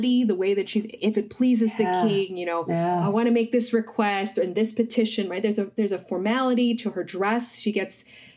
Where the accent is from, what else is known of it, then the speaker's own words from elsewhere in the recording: United States; I might self-identify as a child of immigrants. And so I'm an Indian American.